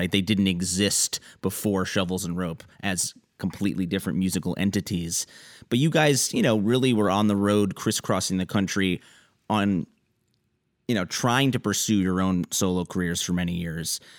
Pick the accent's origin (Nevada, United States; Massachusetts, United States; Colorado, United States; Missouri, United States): Colorado, United States; Denver; moved away; also born or lived in Texas; but I grew up in in Denver mostly.